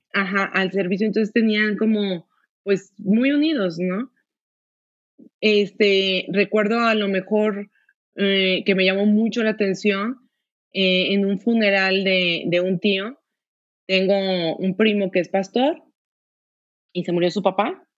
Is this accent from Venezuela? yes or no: no; Guadalajara, Jalisco, Mexico; yo soy de Guadalajara, todos aquí somos de Guadalajara